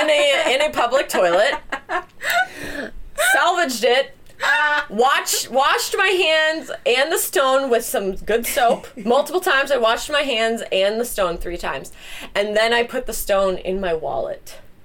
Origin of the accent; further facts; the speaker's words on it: Las Vegas, Nevada, United States; My friend who I grew up with in Las Vegas.